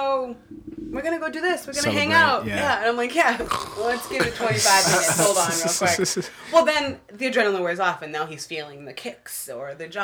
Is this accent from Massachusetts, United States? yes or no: yes; Woburn, Massachusetts, United States; I'm from Woburn.